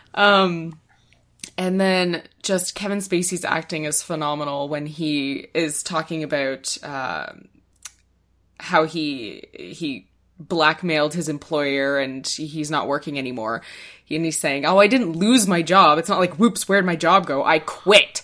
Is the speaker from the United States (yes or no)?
no; Canada